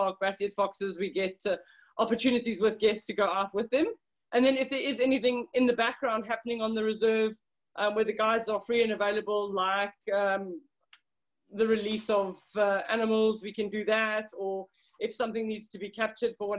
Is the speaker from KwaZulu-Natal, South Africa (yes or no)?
no; Johannesburg, Gauteng, South Africa; I grew up on a farm in Johannesburg, so in South Africa